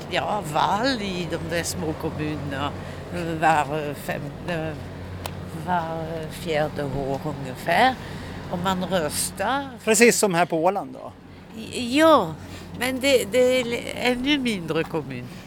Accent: France; Swedish is a second language; now in Sweden; jag kommer från Frankrike.

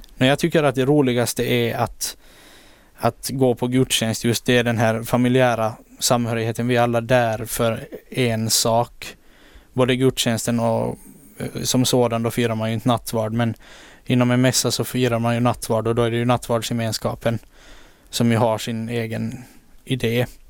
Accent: Åland Islands; also born or lived in Turku, Finland; här hemma på Åland

